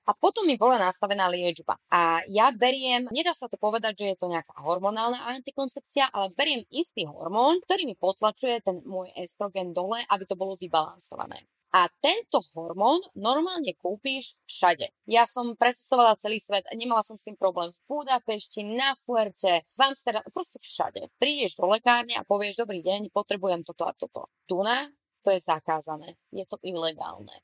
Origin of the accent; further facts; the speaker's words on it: eastern Slovakia, Slovakia; moved away; my sme všetci z východu